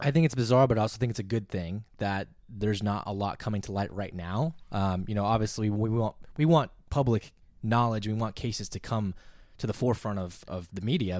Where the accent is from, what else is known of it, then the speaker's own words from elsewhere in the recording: San Diego, California, United States; also born or lived in Texas; now in Los Angeles, United States; I'm myself from San Diego. Grew up listening to ten ninety